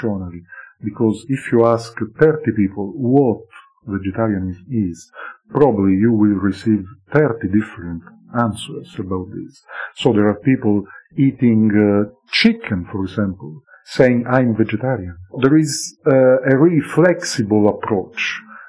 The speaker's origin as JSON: {"language": "English", "region": "Sicily", "country": "Italy", "tie": "born or raised there", "also_born_or_lived": "Stirling, Scotland", "moved": "yes", "said": "I was born in Sicily"}